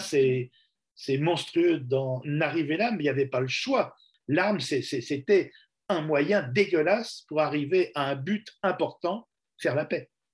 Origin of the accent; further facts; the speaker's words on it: France; Je suis journaliste, je viens de France pour euh, travailler sur le problème irlandais